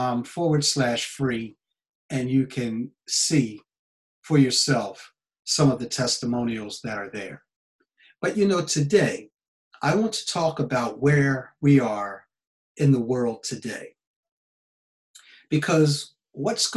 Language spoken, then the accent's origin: English; United States; now in Japan; I'm an American citizen living in Japan.